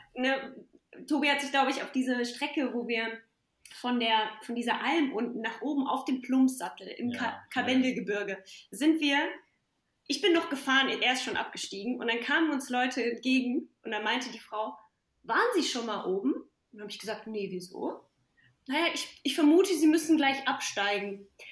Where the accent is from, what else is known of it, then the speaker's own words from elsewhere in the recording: Pirna, Saxony, Germany; moved away; bin ja in der Nähe von Dresden geboren, in Pirna und habe meine ja, viel Zeit meiner Kindheit im Elbsandsteingebirge verbracht bei meinen Großeltern